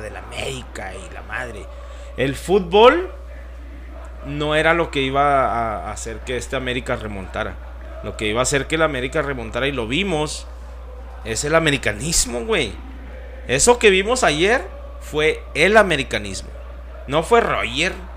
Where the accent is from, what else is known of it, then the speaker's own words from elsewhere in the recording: Mexico; Somos mexicanos.